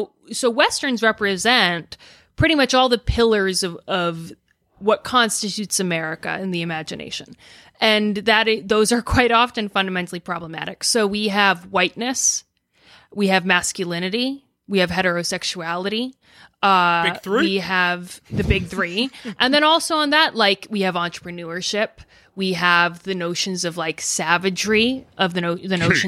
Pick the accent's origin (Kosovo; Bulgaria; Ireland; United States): United States; Arizona; My family are Texan. I grew up in Arizona